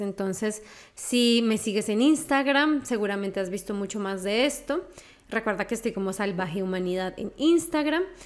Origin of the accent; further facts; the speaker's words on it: Colombia; yo soy colombiana